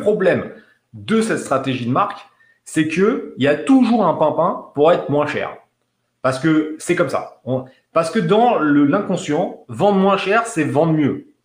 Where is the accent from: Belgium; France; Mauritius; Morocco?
France; En tant que Français